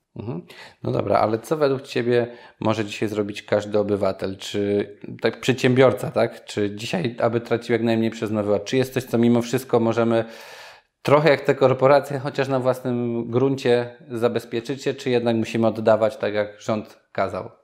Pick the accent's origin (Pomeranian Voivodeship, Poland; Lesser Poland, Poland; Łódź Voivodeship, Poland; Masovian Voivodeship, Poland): Lesser Poland, Poland; Nowy Sącz; moved away; sam pochodzę z Nowego Sącza, gdzie często bywam